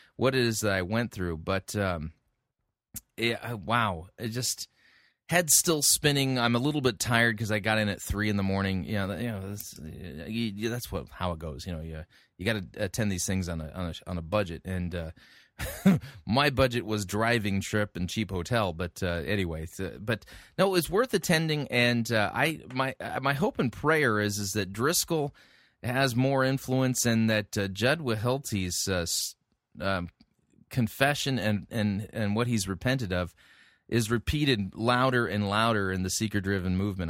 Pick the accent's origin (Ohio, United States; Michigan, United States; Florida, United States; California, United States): California, United States; I grew up in California